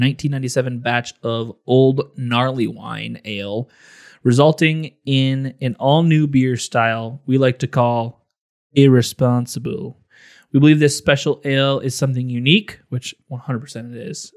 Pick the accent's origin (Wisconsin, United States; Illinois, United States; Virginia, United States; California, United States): Illinois, United States; Growing up in Illinois